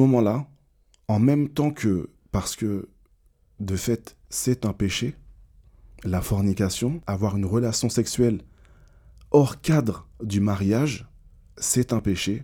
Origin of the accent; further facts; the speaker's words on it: Martinique; Je suis martiniquais, donc la religion, c'est quelque chose d'un peu traditionnel